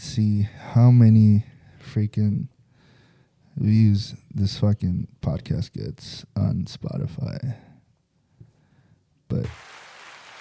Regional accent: California, United States; We're from California

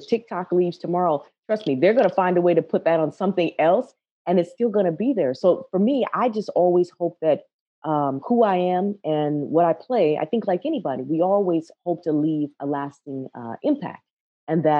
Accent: Minneapolis, Minnesota, United States; also born or lived in Ohio; growing up in Minneapolis

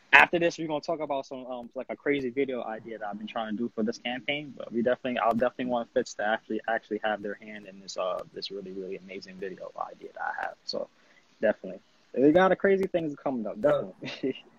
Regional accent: United States; as an American design designer

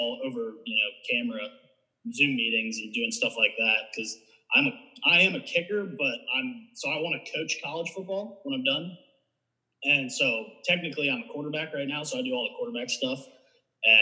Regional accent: Mansfield, Ohio, United States; We're both from Mansfield

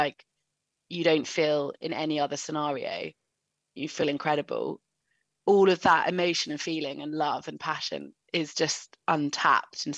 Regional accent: Surrey, South East England, United Kingdom; moved away as an adult; also born or lived in Cardiff; I grew up in Surrey and a very country bumpkin kind of lifestyle

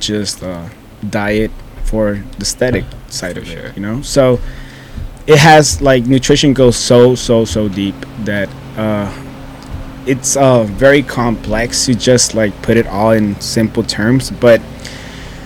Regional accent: Mexico; English is a second language; I'm from Mexico.

